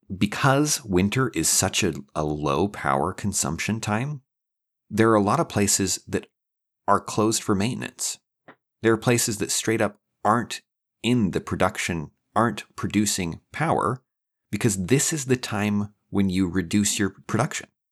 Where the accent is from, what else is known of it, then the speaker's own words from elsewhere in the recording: Idaho, United States; now in Texas, United States; Right, I'm from Idaho